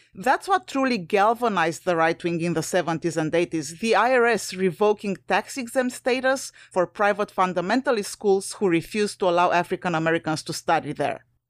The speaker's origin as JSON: {"language": "English", "country": "Romania", "moved": "yes", "said": "I'm originally from Romania, a former U S S R satellite country."}